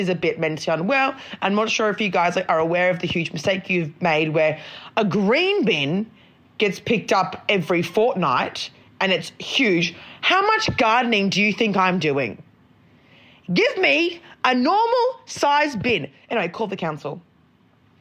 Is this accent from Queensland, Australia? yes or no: yes; Brisbane, Queensland, Australia; moved away; also born or lived in Northern Rivers; I'm not from Sydney. Like, I'm from Brisbane. I'm used to mozzies. Mum has, like, water dragons by her pool. We had a snake living in the roof when I was growing up